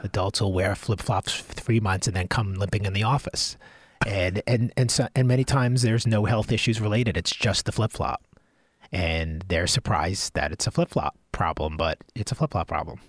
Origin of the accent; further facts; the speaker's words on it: Long Island, New York, United States; I grew up on Long Island